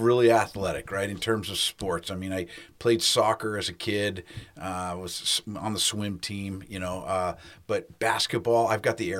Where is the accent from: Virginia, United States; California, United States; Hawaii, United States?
Hawaii, United States; moved away as an adult; also born or lived in Washington; growing up in Hawaii